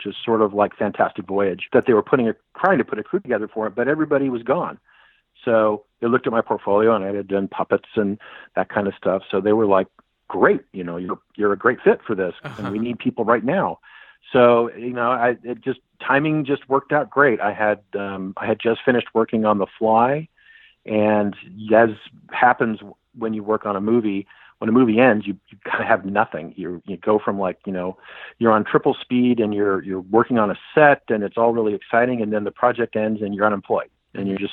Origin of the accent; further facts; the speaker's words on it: San Francisco, California, United States; I'm a Bay Area guy. I was born and raised in San Francisco.